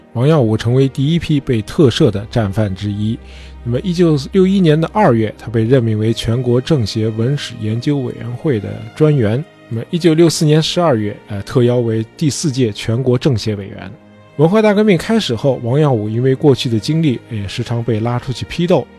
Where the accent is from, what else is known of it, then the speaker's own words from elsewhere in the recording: China; 我们中国人是一个非常注重深厚评价的民族